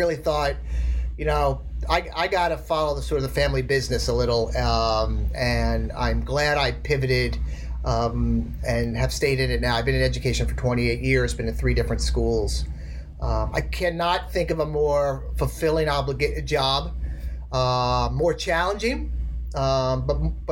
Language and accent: English; outside New York City, United States; I grew up outside New York City